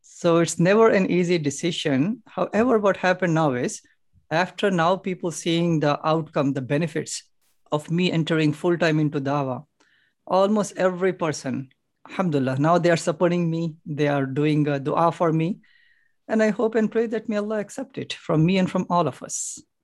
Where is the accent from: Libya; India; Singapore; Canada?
India; Hyderabad, Telangana; now in Chicago, United States; Originally from India. India, Hyderabad